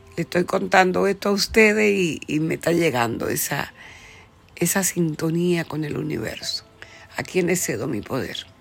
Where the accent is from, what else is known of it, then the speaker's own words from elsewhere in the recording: Dominican Republic; moved away as an adult; now in United States; iba a cumplir mis 21 años cuando vine a los Estados Unidos, Dejé mi tierra de la República Dominicana.